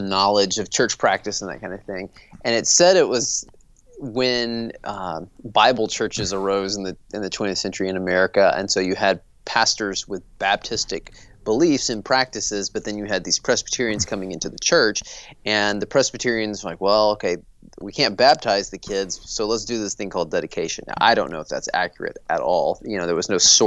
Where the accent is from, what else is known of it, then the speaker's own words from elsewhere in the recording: the South, United States; I'm from the South